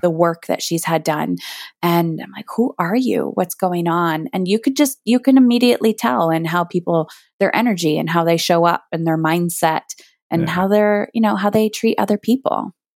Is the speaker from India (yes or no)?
no; Canada; I'm Canadian